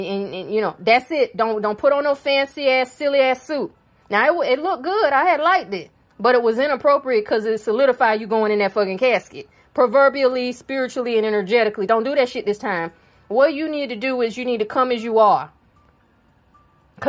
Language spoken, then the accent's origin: English; South Carolina, United States; I'm from South Carolina. That's where I live